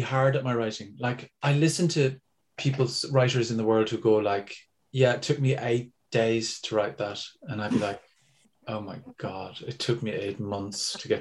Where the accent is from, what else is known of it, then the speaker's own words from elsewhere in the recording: Ireland; we as Irish people